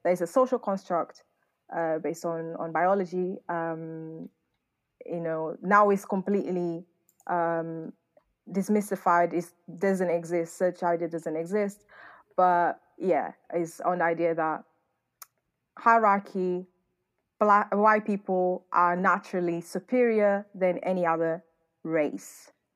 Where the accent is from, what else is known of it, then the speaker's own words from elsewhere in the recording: Northern Portugal, Portugal; also born or lived in London / Manchester; now in United Kingdom; I grew up in northern part of Portugal, which is a very, very white area